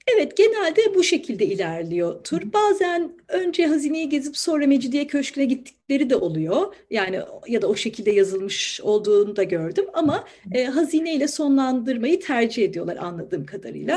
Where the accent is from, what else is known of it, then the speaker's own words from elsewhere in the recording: Ankara, Turkey; moved away as an adult; now in Istanbul, Turkey; Ankaralıyım ben. Dolayısıyla İstanbul'u hani çocukluğumdan biliyorum diyemem.